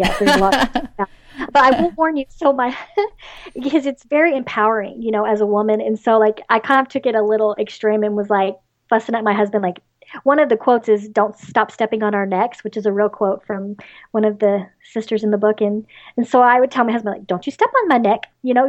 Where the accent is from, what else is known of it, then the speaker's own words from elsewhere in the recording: the South, United States; So, of course, being a Southerner, I love Southern lit